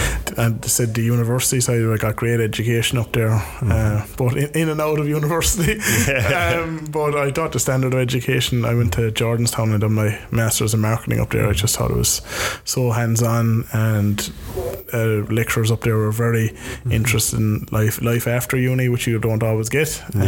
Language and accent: English; Cork, Munster, Ireland; I said I was from Cork